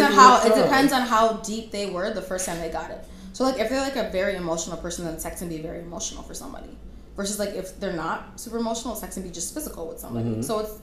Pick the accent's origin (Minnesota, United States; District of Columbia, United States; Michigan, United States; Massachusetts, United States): Minnesota, United States; also born or lived in Florida; Growing up in Minnesota